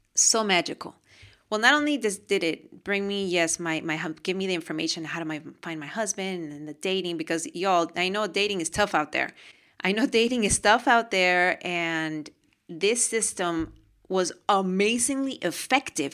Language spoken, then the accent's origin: English; Lima, Peru; moved away; We're from Peru. We were born in Peru, Lima, Peru.